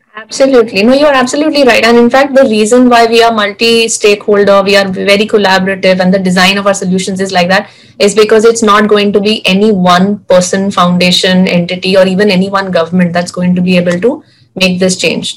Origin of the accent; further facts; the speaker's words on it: Mumbai, Maharashtra, India; a girl born and brought up in Mumbai, living in Bandra